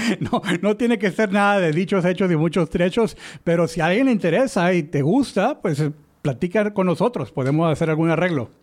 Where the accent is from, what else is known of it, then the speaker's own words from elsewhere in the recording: Mexico; le decimos en México